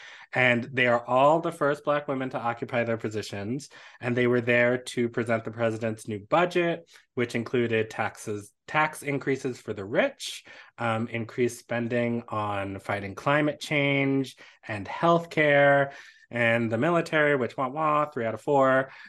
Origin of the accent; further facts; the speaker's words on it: Washington, District of Columbia, United States; my hometown is Washington, D.C.